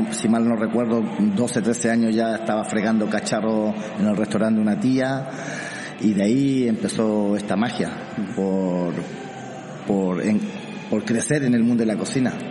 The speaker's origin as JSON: {"language": "Spanish", "town": "Santiago", "region": "Santiago Metropolitan", "country": "Chile", "tie": "born or raised there", "also_born_or_lived": "Arica", "said": "un chileno de, eh, exactamente qué ciudad? Arica. Nací en Arica y me crié en Santiago."}